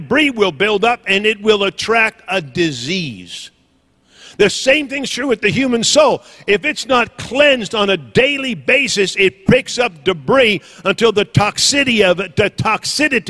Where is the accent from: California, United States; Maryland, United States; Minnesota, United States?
California, United States; Northern; moved away; I was raised in Northern California